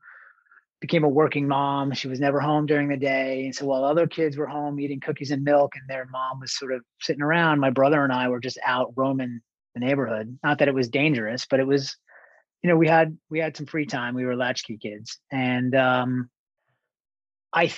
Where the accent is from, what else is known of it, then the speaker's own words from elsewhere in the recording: East Islip, New York, United States; moved away as an adult; also born or lived in California; now in New York, United States; I grew up in Long Island, on the south shore of Long Island, Suffolk County. Relatively small town, East Islip